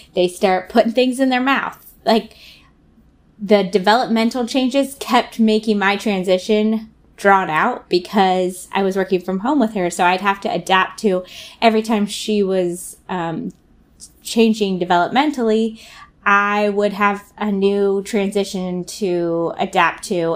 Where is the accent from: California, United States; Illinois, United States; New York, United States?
California, United States; Southern; now in Portland, United States; We're actually from Southern California